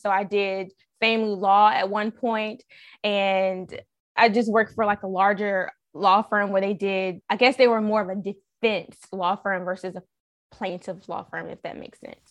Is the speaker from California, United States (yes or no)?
no; Raleigh, North Carolina, United States; I'm from Raleigh.